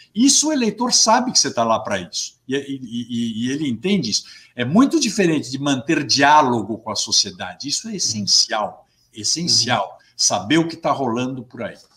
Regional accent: Brazil; todos somos brasileiros

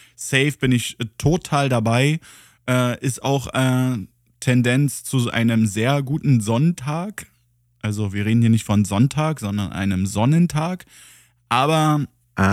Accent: Germany; als Deutscher

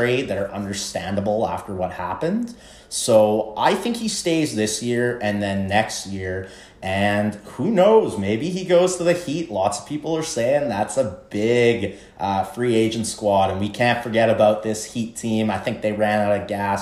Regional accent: Canada; As a Canadian

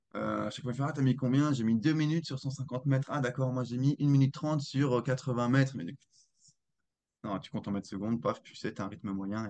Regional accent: Alsace, Grand Est, France; je suis originaire d'Alsace

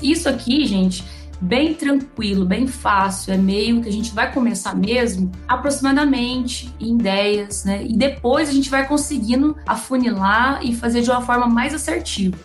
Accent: Goiânia, Goiás, Brazil; eu sou aqui de Goiânia

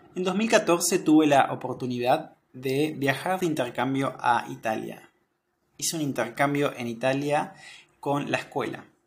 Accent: Argentina; soy de Argentina

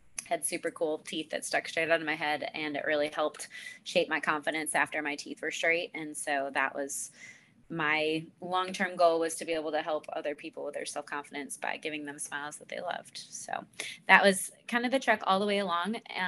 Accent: Buffalo, New York, United States; moved away as an adult; also born or lived in Florida / Virginia / Boston, Massachusetts; now in Concord, United States; I grew up in Buffalo, New York. My family is still located up there.

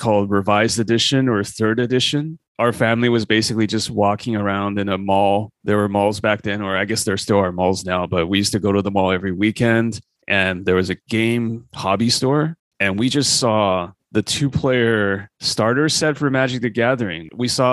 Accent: Canada; I grew up in Canada, so went to university or college

